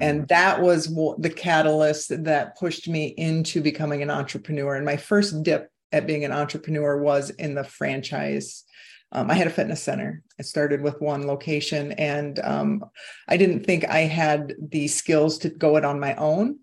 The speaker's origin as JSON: {"language": "English", "region": "Iowa", "country": "United States", "tie": "born or raised there", "moved": "yes", "said": "I was born and raised in Iowa, and I am back in Iowa right now"}